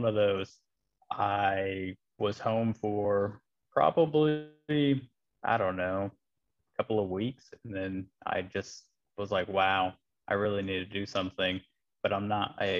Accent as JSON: {"language": "English", "region": "Midwest of the United States", "country": "United States", "moved": "as an adult", "lives_now": "North Carolina, United States", "said": "I am a transplant from the Midwest of the United States"}